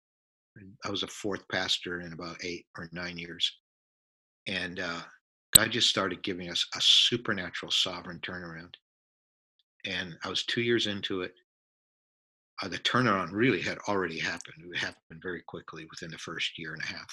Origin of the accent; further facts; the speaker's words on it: Canada; moved away; also born or lived in Southern California; I grew up in Canada